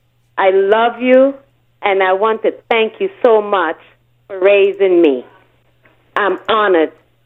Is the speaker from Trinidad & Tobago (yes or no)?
yes; Trinidad & Tobago; also born or lived in Virgin Islands; now in Georgia, United States; I'm from the Trinidad.